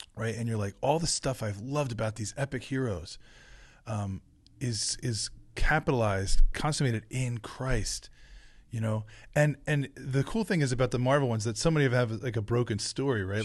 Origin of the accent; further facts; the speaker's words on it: New Jersey, United States; the blueberry fields of where I grew up in South Jersey